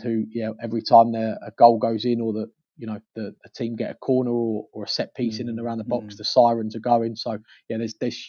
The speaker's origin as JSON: {"language": "English", "region": "London", "country": "United Kingdom", "moved": "yes", "said": "I'm from North London"}